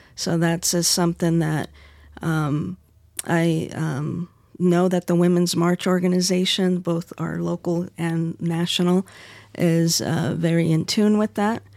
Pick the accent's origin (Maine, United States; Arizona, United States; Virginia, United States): Arizona, United States; in my home state, Arizona